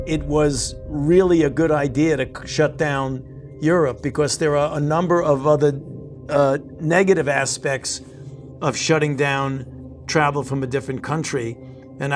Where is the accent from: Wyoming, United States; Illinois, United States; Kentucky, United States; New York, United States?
New York, United States; New York City; I was born and raised in New York, and I did all of my medical training at the New York Hospital, Cornell Medical Center. I know New York City